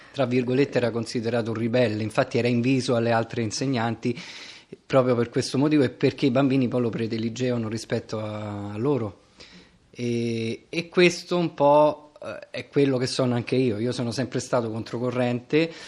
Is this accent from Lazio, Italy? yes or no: yes; Rome, Lazio, Italy; Io ho sempre vissuto qua, anche se in realtà sono nato in, eh, Viale Angelico, in zona Prati